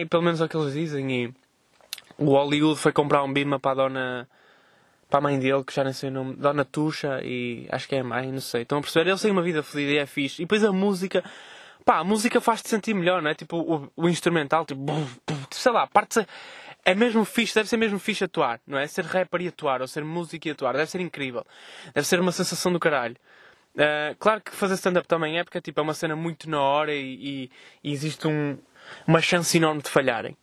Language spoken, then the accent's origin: Portuguese; Vila Nova de Gaia, Porto District, Portugal; Estou a representar Oliveira do Douro, a minha terra natal.